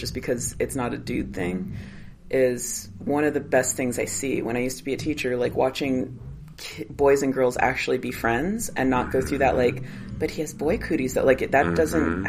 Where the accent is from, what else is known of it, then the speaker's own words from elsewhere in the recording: Los Angeles, California, United States; I was raised in Van Nuys, which is mm-hmm. heavily Latino